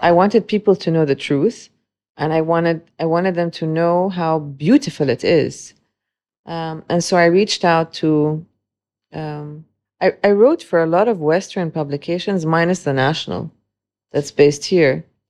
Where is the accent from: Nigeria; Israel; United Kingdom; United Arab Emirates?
United Arab Emirates; Dubai; also born or lived in Beirut, Lebanon; growing up in Dubai, um, for close to thirty-eight years now